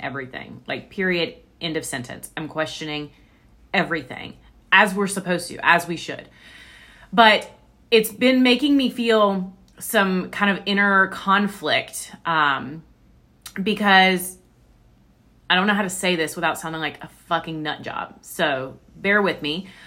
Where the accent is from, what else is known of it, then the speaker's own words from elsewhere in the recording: the Bible Belt, United States; I was raised in the Bible Belt